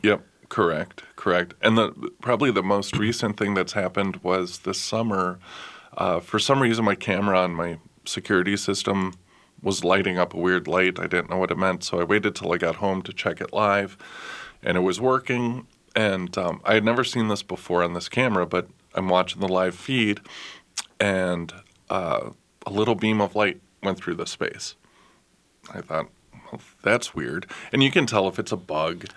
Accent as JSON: {"language": "English", "town": "Minneapolis", "region": "Minnesota", "country": "United States", "tie": "born or raised there", "said": "I was born and raised in Northeast"}